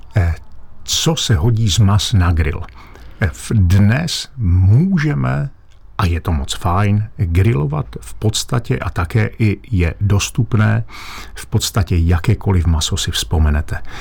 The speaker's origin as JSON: {"language": "Czech", "region": "Lachia / Moravian Wallachia", "country": "Czechia", "said": "u nás na Lašsku a Valašsku, eh, případně eh, ve Slesku"}